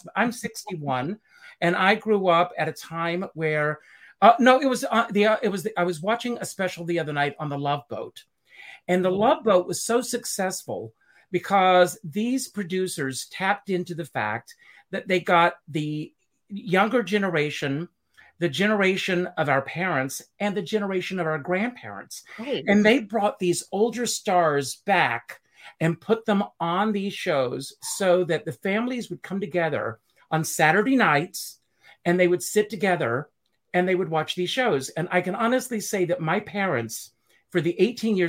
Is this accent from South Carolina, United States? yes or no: yes; Conway, South Carolina, United States; when I was growing up in Conway, South Carolina, on our farm